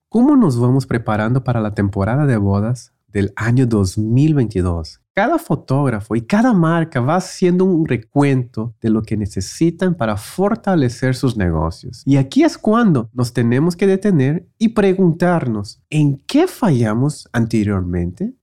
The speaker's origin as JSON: {"language": "Spanish", "country": "Brazil", "tie": "born or raised there", "moved": "yes", "said": "yo también crecí en Brasil"}